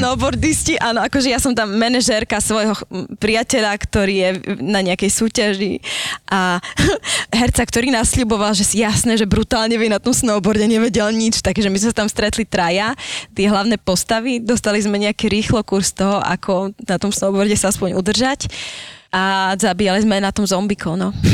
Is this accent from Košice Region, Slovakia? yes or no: no; Prešov, Prešov Region, Slovakia; moved away as an adult; now in Bratislava, Slovakia; Áno, obidva sme z Prešova. Ja som tu ostala po škole